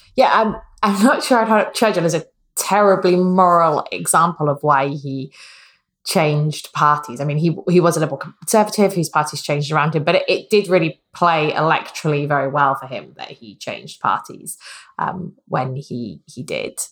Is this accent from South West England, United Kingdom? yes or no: no; Wales, United Kingdom; I'm Welsh